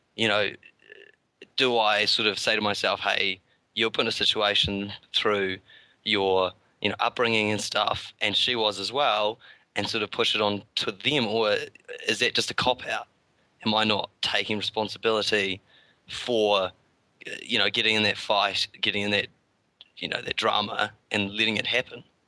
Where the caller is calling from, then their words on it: New Zealand; also born or lived in Christchurch; I'm calling from New Zealand, so it's pretty early in the morning.